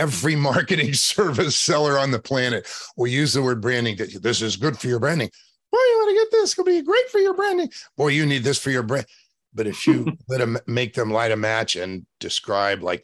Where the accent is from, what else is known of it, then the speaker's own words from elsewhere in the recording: State College, Pennsylvania, United States; also born or lived in West Virginia; now in Los Angeles, United States; I was born in West Virginia and raised in Pennsylvania